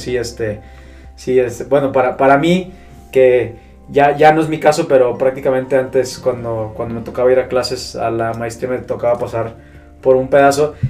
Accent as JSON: {"language": "Spanish", "town": "Guadalajara", "region": "Jalisco", "country": "Mexico", "tie": "born or raised there", "said": "yo también nací aquí, digo, un poquito diferente porque, digamos, yo soy tapatío de primera generación"}